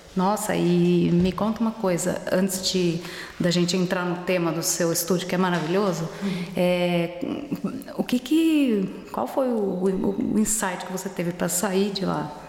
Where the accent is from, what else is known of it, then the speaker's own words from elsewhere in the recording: Brazil; now in Germany; a gente fala como brasileiro